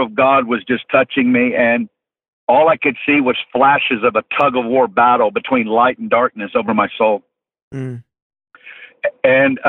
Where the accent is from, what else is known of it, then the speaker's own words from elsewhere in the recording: just outside of Fort Smith, Northwest Arkansas, United States; I'm originally from Northwest Arkansas, just outside of Fort Smith. Grew up in a great family